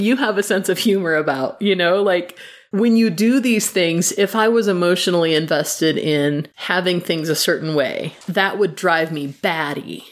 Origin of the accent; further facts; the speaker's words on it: Midwest, United States; moved away; I come from the Midwest where if you're digging a hole, it's in dirt that's actually like soil